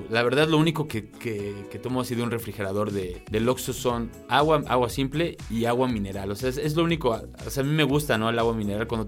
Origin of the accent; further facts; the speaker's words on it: Cholula, Puebla, Mexico; ahí en Cholula, Puebla, que es de donde yo soy